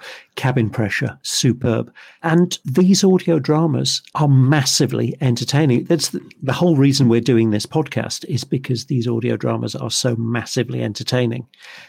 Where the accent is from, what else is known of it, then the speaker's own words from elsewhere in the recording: Liverpool, North West England, United Kingdom; from Liverpool, after all. I do cheap.